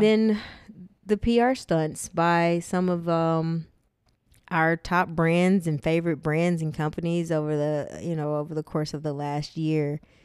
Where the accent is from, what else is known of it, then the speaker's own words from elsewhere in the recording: Tyler, Texas, United States; moved away; my hometown of Tyler, Texas